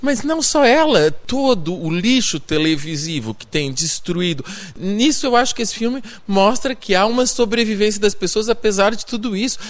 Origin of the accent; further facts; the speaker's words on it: São Paulo, Brazil; accent: paulista; moved away as an adult; now in Portugal; Eu nasci no Brasil